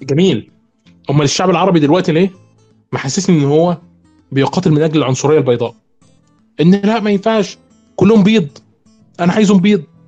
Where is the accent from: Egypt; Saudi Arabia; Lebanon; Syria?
Egypt; عندنا في مصر في نوبيين